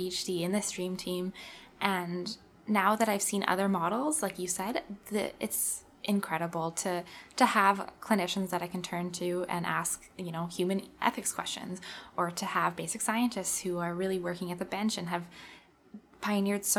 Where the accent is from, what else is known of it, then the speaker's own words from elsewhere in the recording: Manitoba, Canada; I'm born and raised in Manitoba.